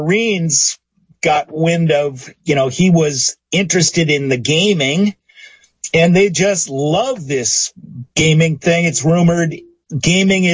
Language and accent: English; Seattle, Washington, United States; I'm from Seattle.